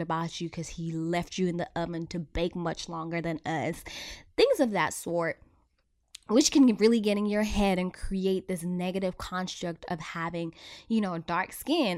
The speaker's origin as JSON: {"language": "English", "country": "South Africa", "tie": "born or raised there", "said": "I was born and raised in South Africa"}